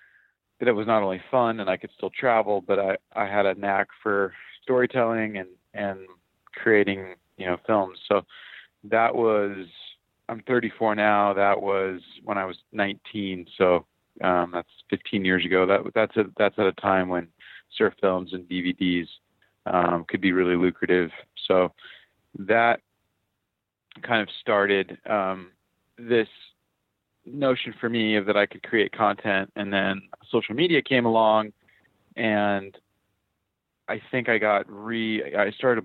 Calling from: Honolulu, Hawaii, United States; Yeah, I'm calling in from Hawaii. I'm in Honolulu.

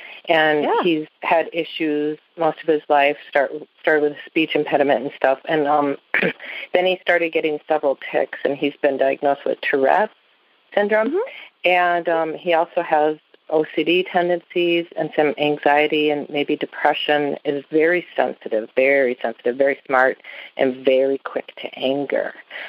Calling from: Viroqua, Wisconsin, United States; Viroqua, Wisconsin. It's southwest.

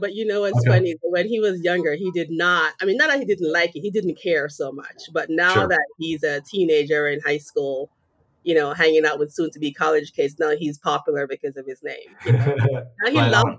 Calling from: Massachusetts, United States; Right now I'm sitting south of Boston in Massachusetts.

